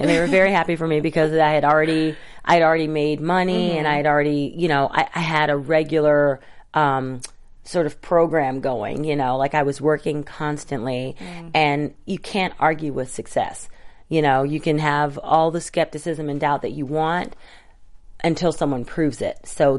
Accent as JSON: {"language": "English", "town": "Atlanta", "region": "Georgia", "country": "United States", "tie": "born or raised there", "also_born_or_lived": "Tallahassee, United States", "said": "I wasn't born there. I was born in Tallahassee, Florida. But Atlanta is definitely home. It's the first place I remember because we moved out of Florida when I was 9 months old."}